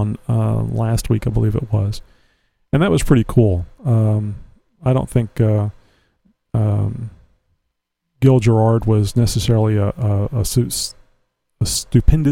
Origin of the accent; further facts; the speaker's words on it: Texas, United States; I'm from Texas.